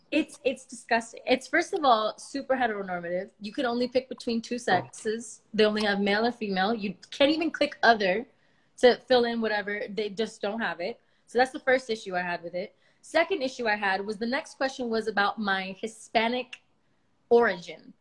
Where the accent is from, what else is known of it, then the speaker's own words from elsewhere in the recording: Miami, Florida, United States; I'm Cuban, but I was born in Miami.